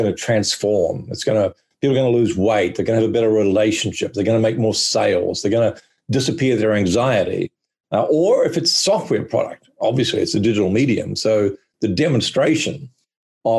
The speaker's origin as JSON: {"language": "English", "country": "New Zealand", "moved": "yes", "lives_now": "Australia", "said": "I live in Australia, but I'm actually a New Zealander."}